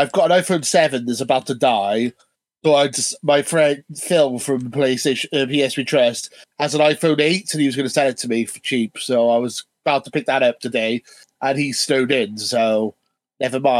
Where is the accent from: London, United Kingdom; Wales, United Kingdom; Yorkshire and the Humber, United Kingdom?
Wales, United Kingdom; Welsh; Being Welsh